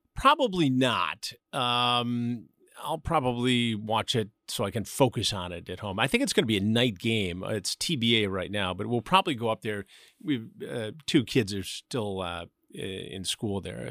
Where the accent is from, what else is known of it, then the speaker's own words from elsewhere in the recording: Detroit suburbs, Michigan, United States; moved away as an adult; also born or lived in Chicago; Detroit, I was in the suburbs, but, you know, we did get into the city frequently, and we moved there, my family and I, in nineteen sixty-eight